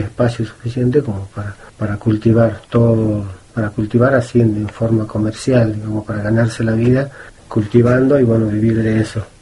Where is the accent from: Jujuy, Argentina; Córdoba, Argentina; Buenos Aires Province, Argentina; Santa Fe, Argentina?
Jujuy, Argentina; Maimará; yo soy del campo y me voy a volver a mi campo, a mi pago, a mi tierra. Así que me regresé, me volví, a los 20 años me volví.